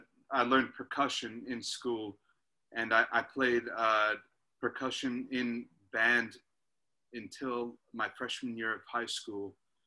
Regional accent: Eagan, Minnesota, United States; we are all three from Minnesota. Connor and I grew up in Eagan, Minnesota, which is... specifically suburban suburb, like it's extraordinarily suburban.

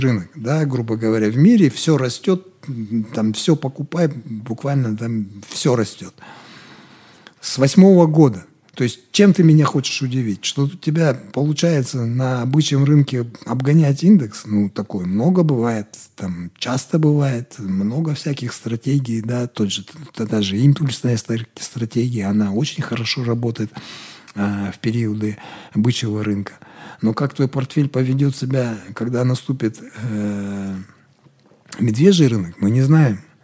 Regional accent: Kazakhstan; мы казахи

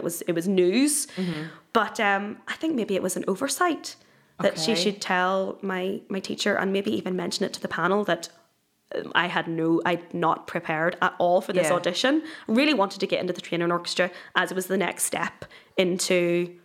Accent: Northern Ireland, United Kingdom; I am totally Northern Irish

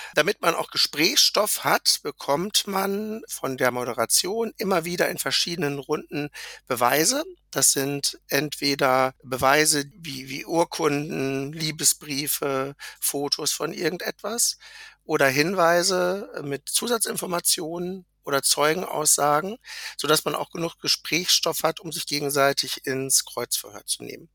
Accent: Lübbecke, North Rhine-Westphalia, Germany; Ich komme aus Lüchte an der Grenze zu Niedersachsen von Nordrhein-Westfalen

